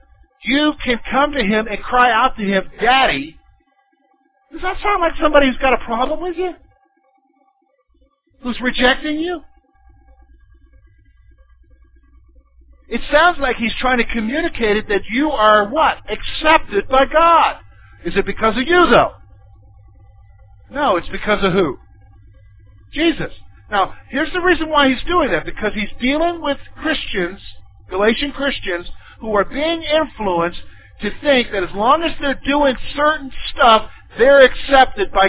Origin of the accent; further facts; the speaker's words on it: the South, United States; I grew up in the South